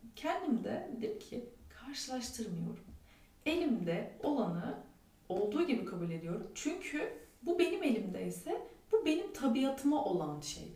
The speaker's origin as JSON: {"language": "Turkish", "country": "Turkey", "said": "biz Türkler olarak"}